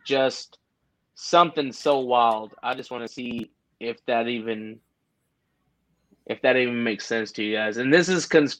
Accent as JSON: {"language": "English", "town": "Jacksonville", "region": "Texas", "country": "United States", "said": "I'm from Jacksonville, Texas. I'm 45 minutes from Lufkin."}